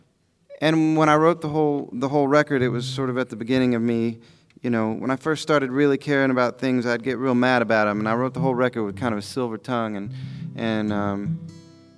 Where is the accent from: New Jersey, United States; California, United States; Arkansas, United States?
Arkansas, United States; Ozark Mountains; I grew up in the Ozark Mountains in Arkansas, and I'm a hillbilly